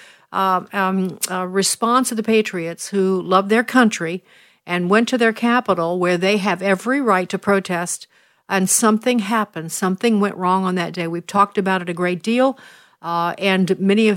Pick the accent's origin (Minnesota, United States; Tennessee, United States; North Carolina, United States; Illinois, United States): Illinois, United States; Chicago; that's my hometown